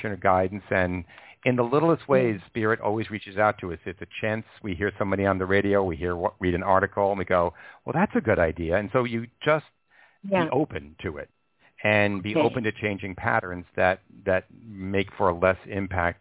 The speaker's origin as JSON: {"language": "English", "area": "Long Island", "region": "New York", "country": "United States", "tie": "born or raised there", "said": "I grew up on Long Island"}